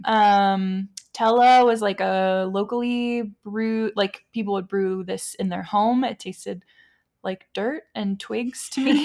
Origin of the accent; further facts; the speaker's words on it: United States; being an American, being white